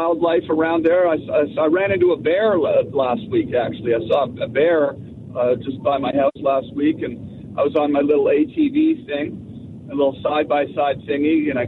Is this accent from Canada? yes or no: yes; Canada; moved away as an adult; also born or lived in Los Angeles, United States; I grew up in Canada, of course, right? I lived in Canada till I was almost 30 years old.